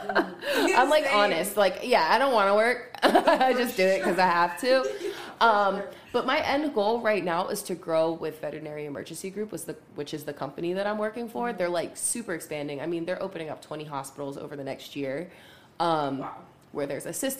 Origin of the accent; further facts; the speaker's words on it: New Jersey, United States; also born or lived in Pittsburgh, Pennsylvania; now in Charlotte, United States; I'm from Jersey originally, but I spent a lot of time in Pittsburgh